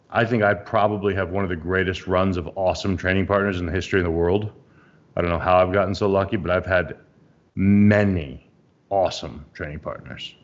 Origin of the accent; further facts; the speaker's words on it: United States; as an American